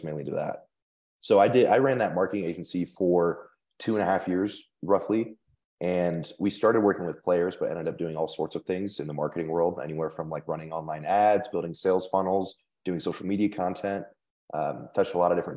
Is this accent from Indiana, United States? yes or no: yes; Indiana, United States; moved away as an adult; now in Denver, United States; I'm from Indiana, grew up a Purdue fan